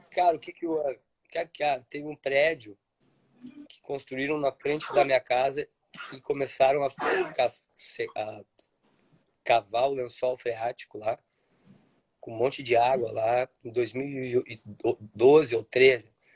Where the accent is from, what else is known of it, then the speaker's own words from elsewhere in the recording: Porto Alegre, Rio Grande do Sul, Brazil; moved away; eu nasci em Porto Alegre, no meio dos prédios